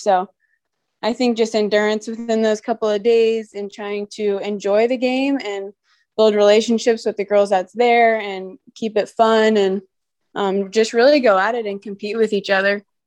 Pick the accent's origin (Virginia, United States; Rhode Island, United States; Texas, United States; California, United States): Virginia, United States; Virginia Beach; moved away as an adult; I grew up in Virginia Beach, Virginia, and I lived there until I went to college.